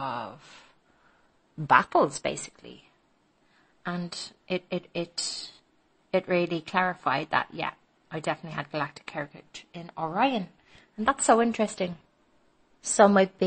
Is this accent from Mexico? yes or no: no; Dublin, Leinster, Ireland; now in Madrid, Spain; I'm from Dublin, Ireland